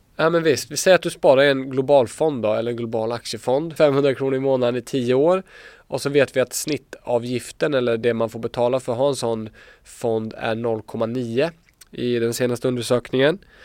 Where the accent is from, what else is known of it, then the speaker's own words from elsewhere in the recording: Småland, Sweden; Jag är från Småland